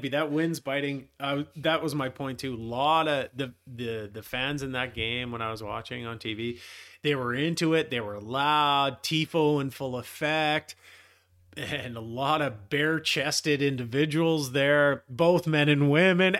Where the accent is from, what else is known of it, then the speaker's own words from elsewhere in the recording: Black Creek, British Columbia, Canada; we are from Black Creek. This is where we're from